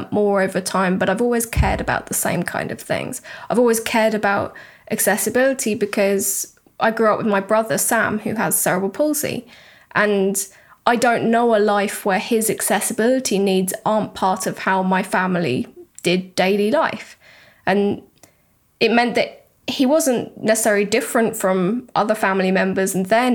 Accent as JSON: {"language": "English", "country": "United Kingdom", "moved": "yes", "lives_now": "Europe", "said": "a British person living in Europe right now."}